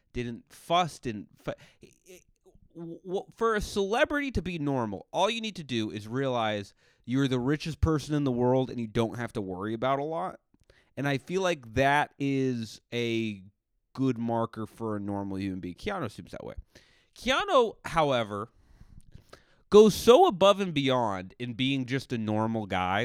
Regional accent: New England, United States; I'm from New England

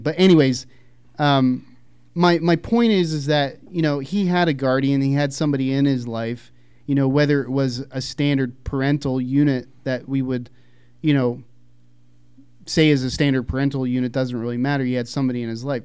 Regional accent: Philadelphia, Pennsylvania, United States; I grew up in Philadelphia

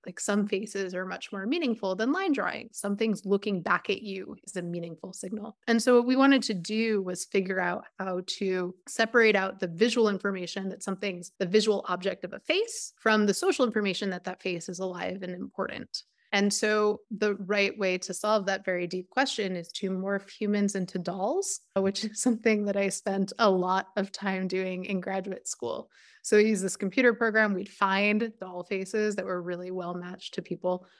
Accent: about twenty miles north of Manhattan, New York, United States; my family is from about twenty miles north of Manhattan.

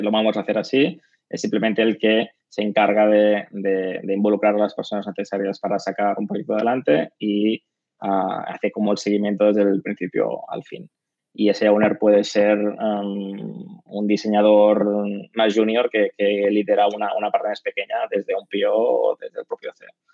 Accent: Barcelona, Catalonia, Spain; soy de Barcelona, catalán

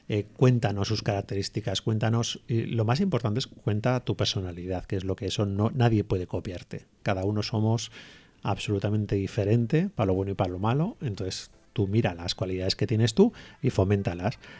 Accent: Basque Country, Spain; Por ahí no pasaremos, somos muy vascos.

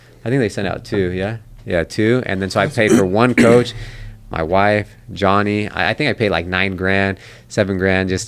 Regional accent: Sacramento, California, United States; I always wanted to fight in my hometown of Sac at Arco

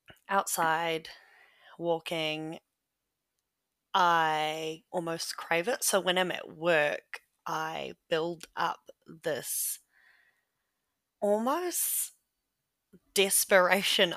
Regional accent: Rotorua, Bay of Plenty, New Zealand; now in Hamilton, New Zealand; I currently live in Kirikiriroa in the North Island, and I grew up in Rotorua

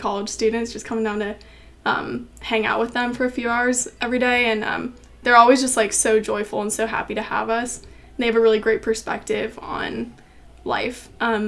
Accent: Utah, United States; moved away as an adult; now in Grove City, United States; I'm from Utah

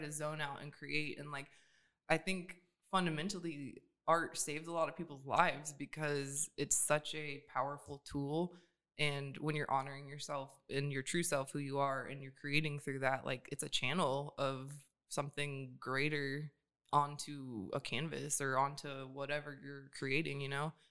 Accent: Atlanta, Georgia, United States; moved away as an adult; also born or lived in Pontiac, Michigan; now in Sacramento, United States; I grew up in Atlanta. So right outside of Atlanta

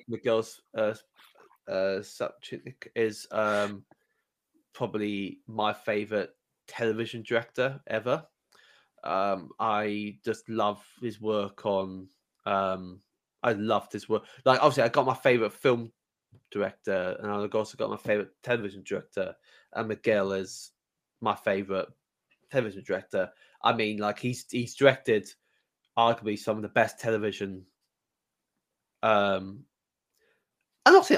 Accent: England, United Kingdom; now in Wales; I'm an Englishman, half Welsh

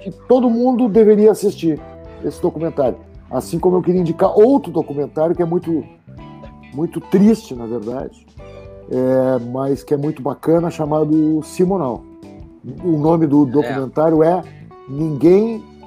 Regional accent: Porto Alegre, Rio Grande do Sul, Brazil; eu optei em ser caboclo na minha aldeia. Então eu passei a empreender culturalmente em Porto Alegre

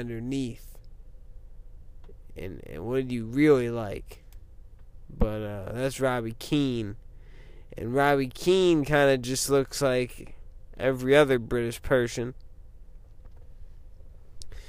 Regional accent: Midwest, United States; people in the Midwest, like me

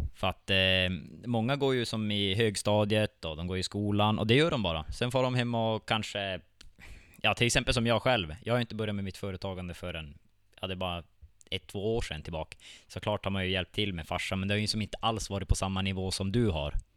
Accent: Vittangi, Norrbotten County, Sweden; jag är född och uppvuxen här i Vittangi själv

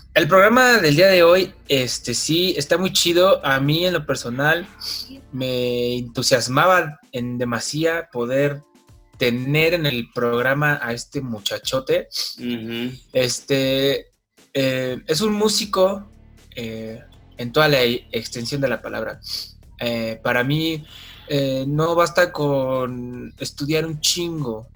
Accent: Mexico City, Mexico; yo soy de la Ciudad de México

